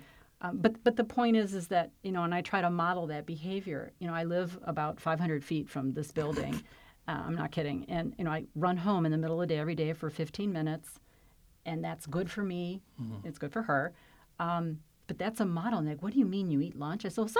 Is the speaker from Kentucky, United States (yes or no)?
no; Flint, Michigan, United States; So while I came from Flint, Michigan, which is pretty different than Fairfax